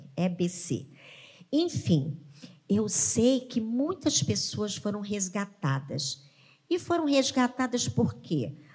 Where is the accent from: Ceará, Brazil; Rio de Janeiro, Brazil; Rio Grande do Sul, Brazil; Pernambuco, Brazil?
Rio de Janeiro, Brazil; E o refúgio nosso, como cariocas, são o quê? São as nossas praias